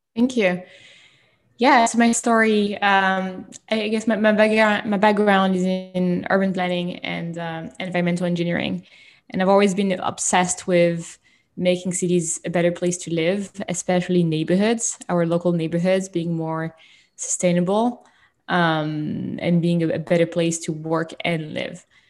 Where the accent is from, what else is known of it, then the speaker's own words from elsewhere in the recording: France; moved away; I was born and raised in France